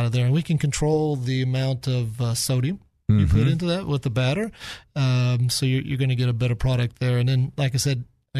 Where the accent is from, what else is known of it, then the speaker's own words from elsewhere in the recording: Kansas City, United States; now in Little Rock, United States; I grew up in Kansas City